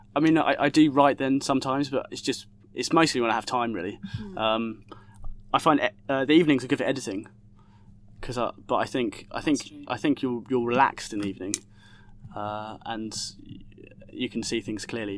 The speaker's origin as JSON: {"language": "English", "area": "Essex", "region": "East of England", "country": "United Kingdom", "tie": "born or raised there", "also_born_or_lived": "Hackney, London", "moved": "yes", "lives_now": "London, United Kingdom", "said": "I grew up in Essex, uh, and I now live in Hackney"}